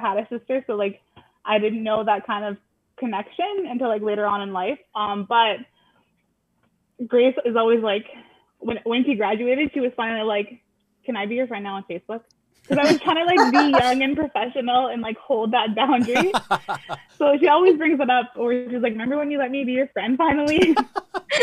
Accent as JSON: {"language": "English", "town": "Garden River", "region": "Ontario", "country": "Canada", "tie": "born or raised there", "moved": "as an adult", "said": "I grew up in Northern Ontario, went to post-secondary in Northern Ontario."}